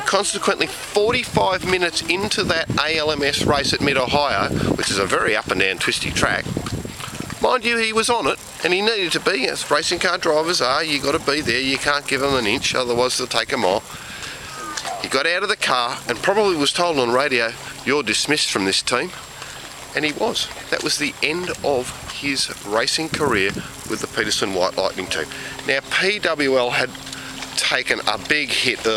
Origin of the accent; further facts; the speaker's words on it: Australia; I am from Australia